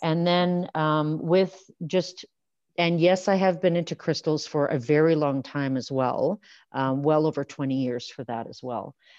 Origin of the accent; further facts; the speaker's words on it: Saskatchewan, Canada; now in Alberta, Canada; I grew up in Saskatchewan